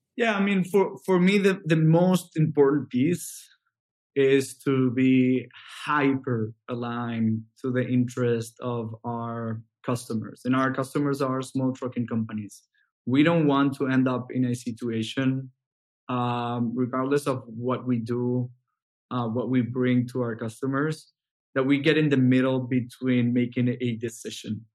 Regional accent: Venezuela; moved away as an adult; now in United States; I'm originally from Venezuela, and I I started uh, back in Venezuela um, from from high school

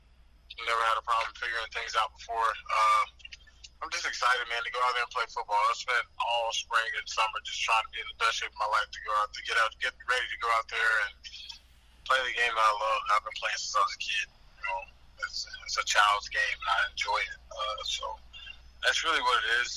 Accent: Greensboro, North Carolina, United States; I'm from the South, from Greensboro

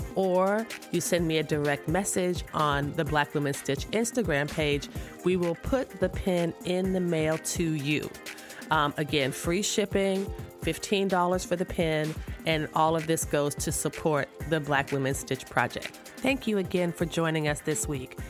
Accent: the South, United States; I just feel like I'm from the South as well.

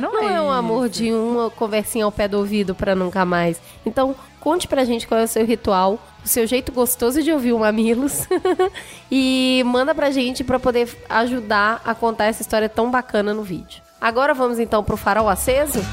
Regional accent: Belo Horizonte, Minas Gerais, Brazil; moved away as an adult; now in São Paulo, Brazil; Eu nasci em Belo Horizonte e vivi em Belo Horizonte até meus 20, quase 30 anos

